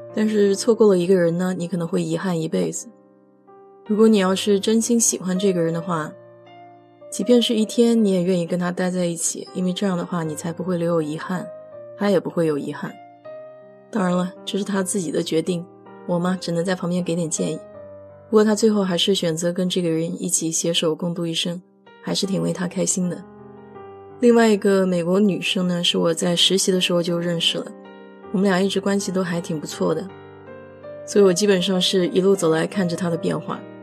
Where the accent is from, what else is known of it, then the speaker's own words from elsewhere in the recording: China; moved away as an adult; now in United States; 我们中国人